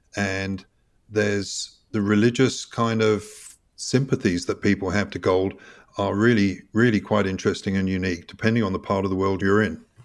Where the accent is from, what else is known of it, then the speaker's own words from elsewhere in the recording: United Kingdom; moved away as an adult; also born or lived in Switzerland; I grew up in the U K, spent seventeen years abroad